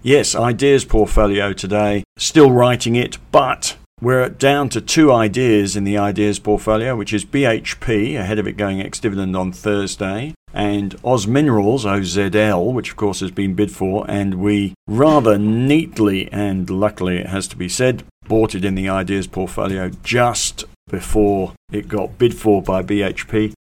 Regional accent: England, United Kingdom; born or raised there; moved away as an adult; now in Australia

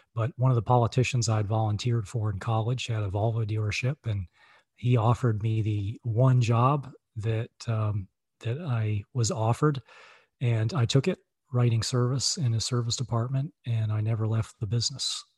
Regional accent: Virginia, United States; moved away as an adult; also born or lived in Boston, Massachusetts; now in Charlottesville, United States; I grew up in Virginia

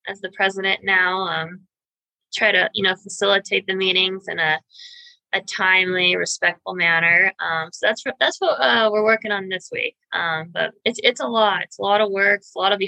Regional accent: Pueblo, Colorado, United States; born and raised in Pueblo, I graduated from South High School in 2007.

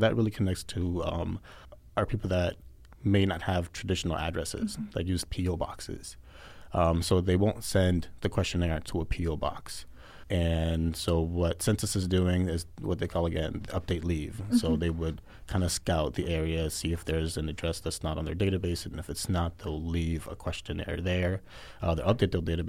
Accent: Boston, Massachusetts, United States; moved away as an adult; now in Arizona, United States; I'm from Boston

